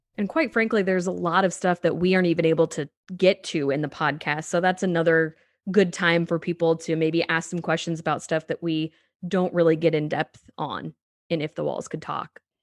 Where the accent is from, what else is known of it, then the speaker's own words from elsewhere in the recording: Danville, Illinois, United States; I grew up in Danville, Illinois